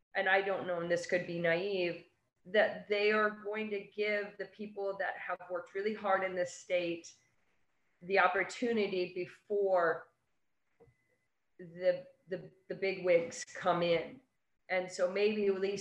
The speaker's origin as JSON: {"language": "English", "region": "New York", "country": "United States", "said": "being a New Yorker"}